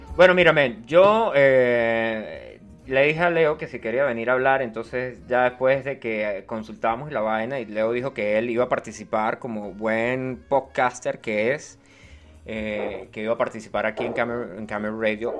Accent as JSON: {"language": "Spanish", "country": "Venezuela", "also_born_or_lived": "Chile", "said": "hablamos como venezolano"}